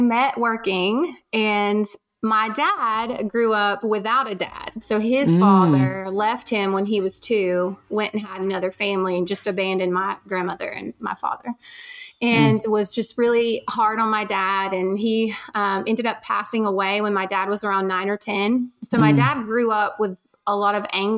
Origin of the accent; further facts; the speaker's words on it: Cohutta, Georgia, United States; moved away; I grew up in Georgia